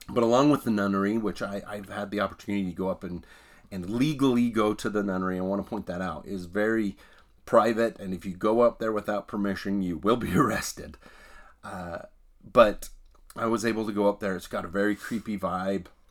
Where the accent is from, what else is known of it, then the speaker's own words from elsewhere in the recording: Hyrum, Utah, United States; the home I grew up in was in Hiram